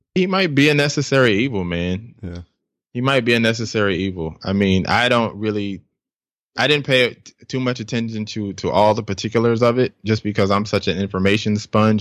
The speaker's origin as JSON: {"language": "English", "town": "Tulsa", "region": "Oklahoma", "country": "United States", "tie": "born or raised there", "also_born_or_lived": "Bronx, New York", "said": "I think I was about like eight nine whenever we bounced from there, and then we relocated to uh, Tulsa, Oklahoma"}